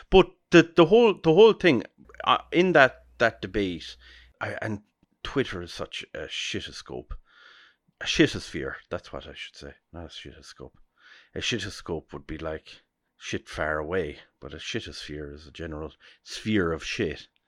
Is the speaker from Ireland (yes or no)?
yes; Ireland; we, as Irish people